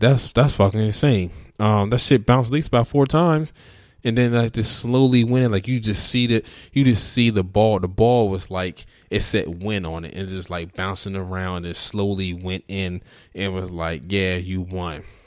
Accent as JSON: {"language": "English", "region": "Alabama", "country": "United States", "said": "I'm from Alabama."}